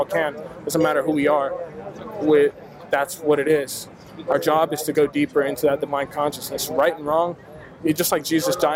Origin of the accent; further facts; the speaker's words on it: United States; I was born in America in a Christian home